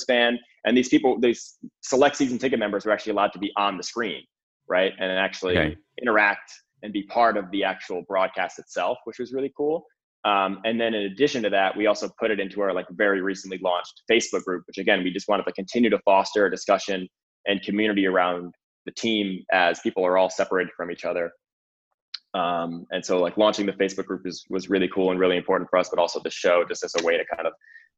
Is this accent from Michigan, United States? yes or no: no; Connecticut, United States; now in Los Angeles, United States; I grew up in the Northeast in Connecticut